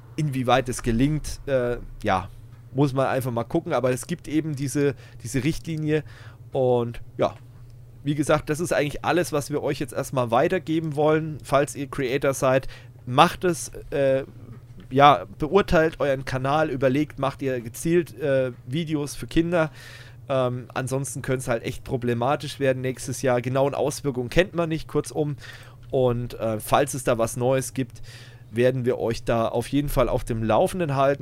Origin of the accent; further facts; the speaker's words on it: Germany; bei uns in Deutschland